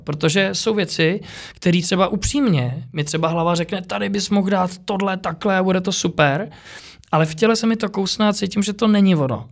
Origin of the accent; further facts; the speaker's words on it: Czechia; jsem se narodil v Čechách